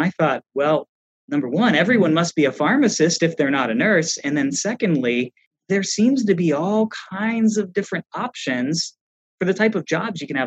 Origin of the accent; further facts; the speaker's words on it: Little Hocking, Ohio, United States; I grew up in a small town in southeastern Ohio called Little Hocking